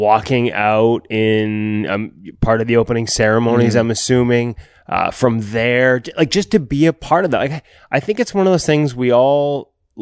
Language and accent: English; Canada; as a Canadian